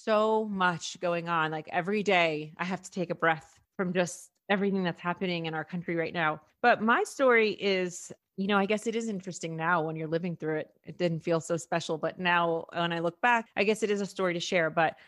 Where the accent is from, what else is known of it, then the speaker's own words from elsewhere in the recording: New York City, New York, United States; first language Spanish; I was born in Harlem and was raised for the first 7 years in Washington Heights. So I pretty much only spoke Spanish. So I had family. I'm mixed.